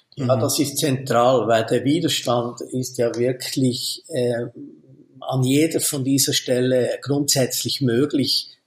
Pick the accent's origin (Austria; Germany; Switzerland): Switzerland; bei uns in der Schweiz